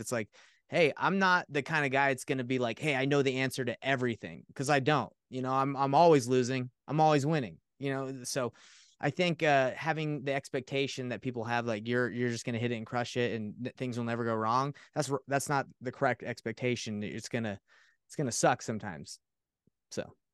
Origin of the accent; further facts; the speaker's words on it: Atlanta, Georgia, United States; now in Utah, United States; I grew up in Atlanta, Georgia